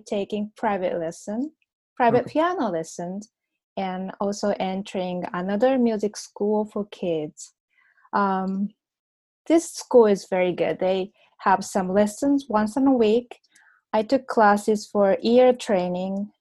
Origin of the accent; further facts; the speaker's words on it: Kyoto, Japan; I was born and raised in Kyoto, Japan